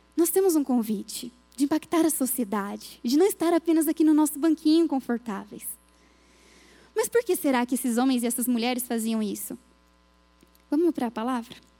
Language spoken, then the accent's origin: Portuguese; Minas Gerais, Brazil; Eu fui criada em Minas